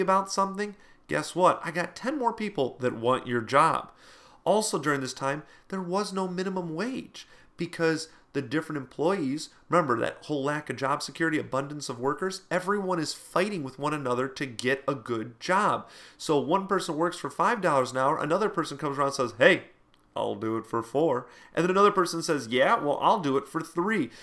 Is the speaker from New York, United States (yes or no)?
no; Toledo, Ohio, United States; in my hometown here, uh, Toledo area